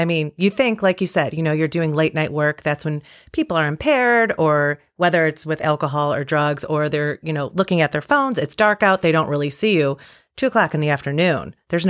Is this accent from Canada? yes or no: no; Cleveland, Ohio, United States; I am from Cleveland, so I know about potholes.